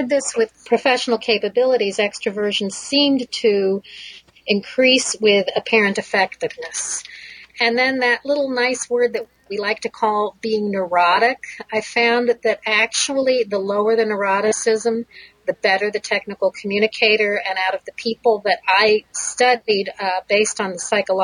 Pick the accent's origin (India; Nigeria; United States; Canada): United States; moved away as an adult; also born or lived in Connecticut / Ohio / Israel; now in Michigan, United States; I grew up in Connecticut and Ohio